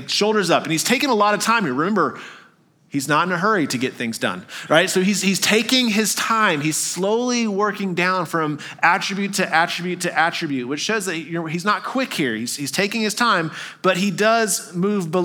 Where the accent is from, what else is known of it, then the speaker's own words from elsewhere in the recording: Texas, United States; also born or lived in Arkansas; now in Tennessee, United States; I grew up in Texas, a lot of deer around